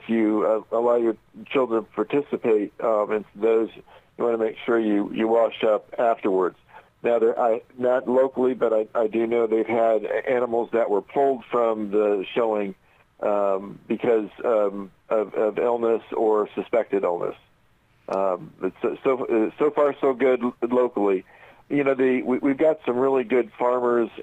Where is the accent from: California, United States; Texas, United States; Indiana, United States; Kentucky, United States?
Indiana, United States; Indianapolis; I grew up in Indianapolis